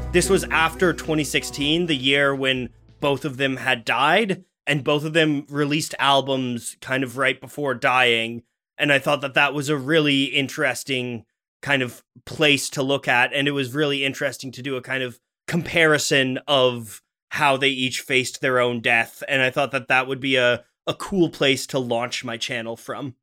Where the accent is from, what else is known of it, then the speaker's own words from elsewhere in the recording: Ottawa, Ontario, Canada; I was born in Ottawa, Canada